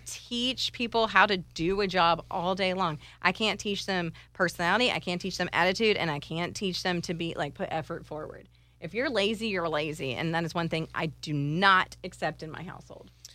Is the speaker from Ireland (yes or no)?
yes; Ireland; I'm Irish